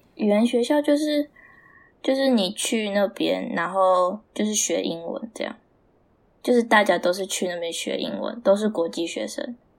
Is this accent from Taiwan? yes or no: yes; Taiwan; moved away as an adult; now in Canada; 我台湾人